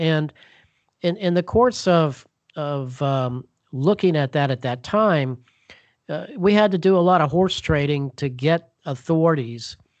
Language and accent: English; Bethesda, Maryland, United States; Bethesda Chevy Chase Rescue Squad in Bethesda, Maryland, my hometown